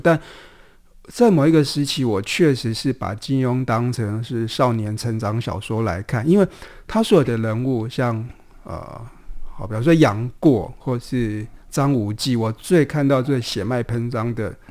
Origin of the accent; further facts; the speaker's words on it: southern Taiwan, Taiwan; 在南部长大嘛，那种邻里关系，其实是比较亲密